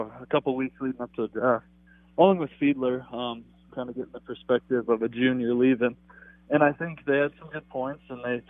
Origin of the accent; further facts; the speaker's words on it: Colorado, United States; moved away as an adult; now in Minnesota, United States; growing up in Colorado and living in Minnesota.